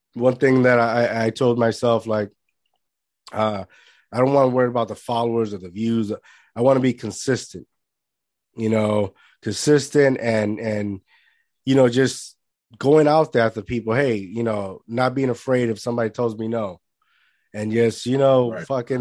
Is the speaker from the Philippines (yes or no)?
no; Puerto Rico; moved away; growing up in Puerto Rico